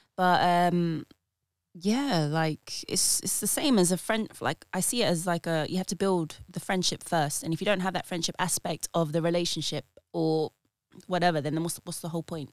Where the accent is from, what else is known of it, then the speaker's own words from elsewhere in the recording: United Kingdom; I am a British born Filipina